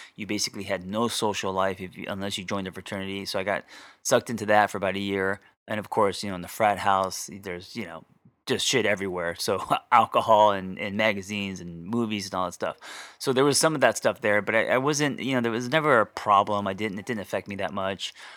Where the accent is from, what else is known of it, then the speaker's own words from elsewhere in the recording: United States; my parents were never home because, uh, they had businesses, of course, and it was always about, um, putting food on the table, right? Just being immigrants to America